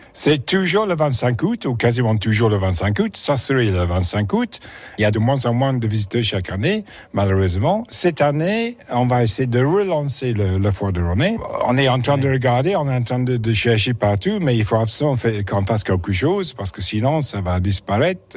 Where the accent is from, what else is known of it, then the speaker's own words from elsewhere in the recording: England, United Kingdom; French is a second language; moved away as an adult; now in Rosnay, France; je suis anglais